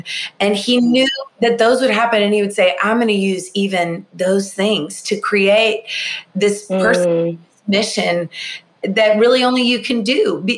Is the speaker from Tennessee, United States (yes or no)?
yes; Nashville, Tennessee, United States; born or raised there